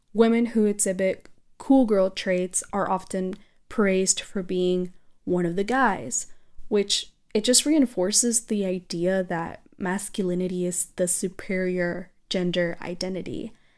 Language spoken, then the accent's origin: English; South Texas, United States; also born or lived in Mexico; I am proudly from South Texas and Mexico